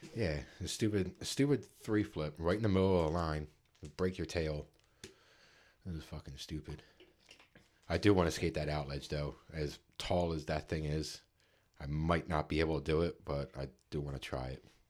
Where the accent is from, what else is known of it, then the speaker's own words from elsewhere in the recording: Philadelphia, Pennsylvania, United States; we're from Philly